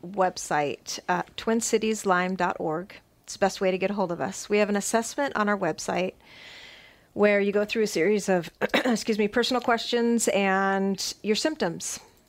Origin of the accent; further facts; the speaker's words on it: California, United States; also born or lived in Illinois / Connecticut; Well, when I very first moved here, we came from Connecticut. We were in Connecticut for 7 years. I'm originally a California girl. Then we lived in Illinois for 14.